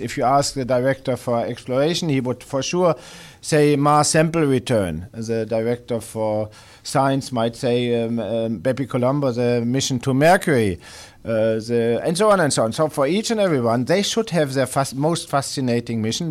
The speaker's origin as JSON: {"language": "English", "country": "Germany", "moved": "yes", "said": "home country or my former home country, Germany"}